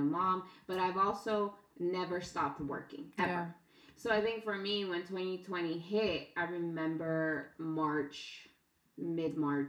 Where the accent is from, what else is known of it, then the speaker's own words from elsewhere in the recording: Los Angeles, California, United States; I was born here